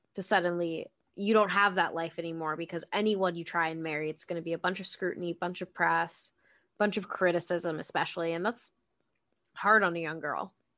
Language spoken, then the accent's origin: English; Boston, Massachusetts, United States; I was born and raised in Boston, Massachusetts